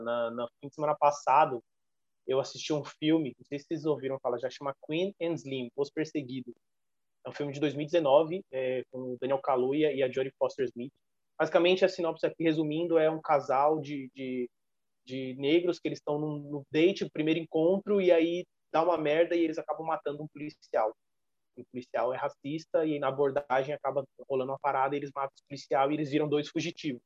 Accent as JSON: {"language": "Portuguese", "country": "Brazil", "said": "a gente como brasileiros"}